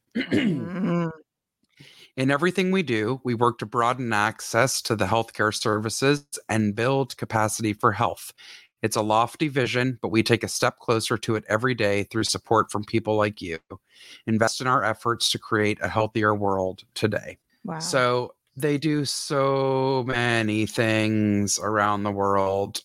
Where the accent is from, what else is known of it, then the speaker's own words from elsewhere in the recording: Atlanta, Georgia, United States; this whole mm-hmm. area is in my hometown